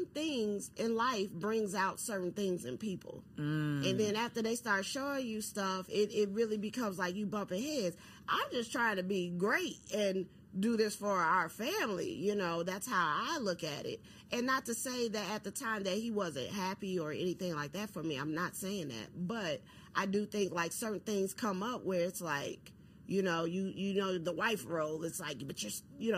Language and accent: English; Chicago, Illinois, United States; I'm from Chicago